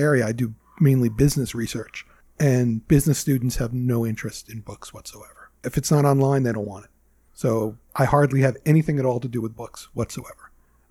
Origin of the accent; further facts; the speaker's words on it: New York City, New York, United States; moved away as an adult; now in California, United States; I grew up there. I'm from Queens, the borough of Queens.